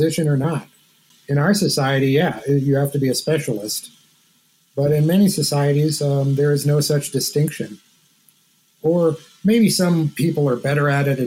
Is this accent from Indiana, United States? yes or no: no; Southwest Michigan, United States; I grew up in Southwest Michigan, which is a very I guess Appalachian part of Michigan